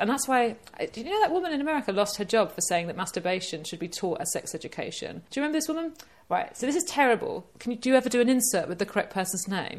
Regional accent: East of England, United Kingdom; I know, this is, I can say it because I'm from Essex.

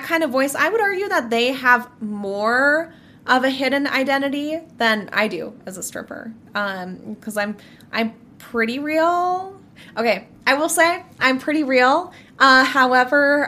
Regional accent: Minnesota, United States; I am 24 years old. I'm from Minnesota.

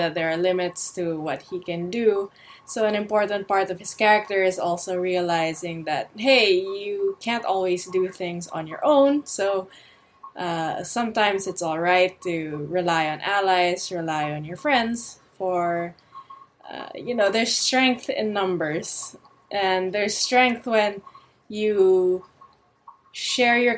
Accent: Philippines; I'm from the Philippines, and I am the artist of Quincredible

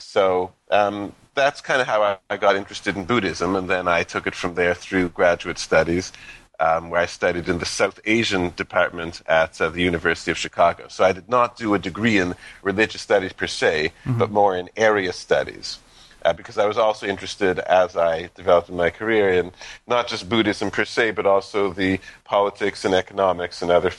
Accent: Canada; bringing this huge country together is something that you really can't avoid growing up in Canada.

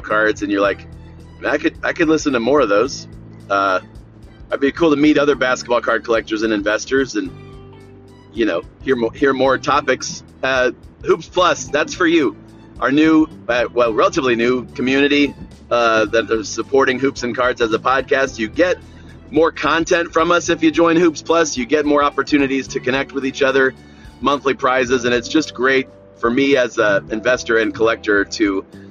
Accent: Northeast Ohio, United States; my hometown here in Northeast Ohio

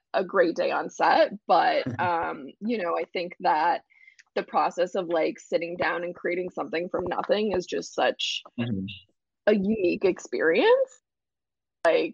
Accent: Central Illinois, United States; I grew up in Central Illinois

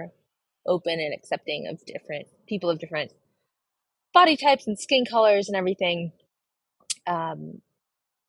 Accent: Seattle, Washington, United States; also born or lived in India; now in New York City, United States; I grew up in Seattle, Washington, in a predominantly white community

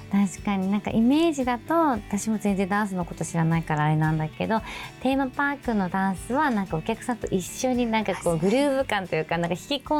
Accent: Sapporo, Hokkaido, Japan; 札幌出身の十七歳高校三年生です

